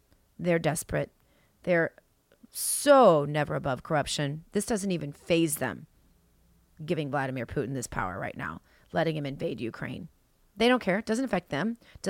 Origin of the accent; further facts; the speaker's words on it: New Zealand; moved away; And I've left my home country of New Zealand to do all of this.